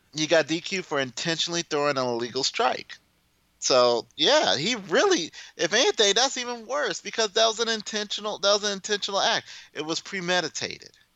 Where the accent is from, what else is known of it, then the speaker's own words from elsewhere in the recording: Midwest, United States; I'm from the Midwest